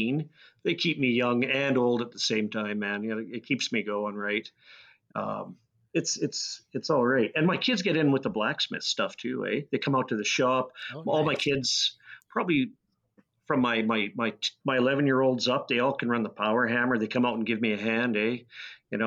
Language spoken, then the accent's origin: English; Lethbridge, Alberta, Canada; But I grew up in Lethbridge. It was a nice place to grow up